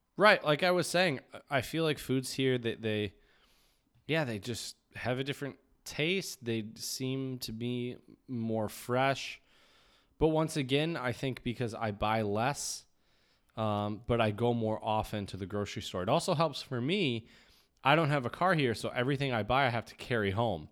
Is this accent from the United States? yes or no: yes; United States; I grew up in the United States